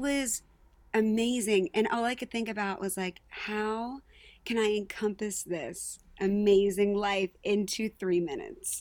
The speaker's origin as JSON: {"language": "English", "town": "Palmyra", "country": "United States", "tie": "born or raised there", "said": "I was born and raised in Palmyra, graduated in 2013."}